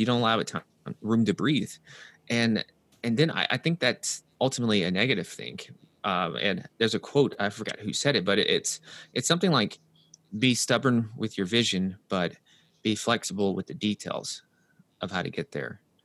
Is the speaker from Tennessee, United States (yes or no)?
yes; Nashville, Tennessee, United States; moved away as an adult; also born or lived in New York; I'm from Nashville, Tennessee, so that's the southern U S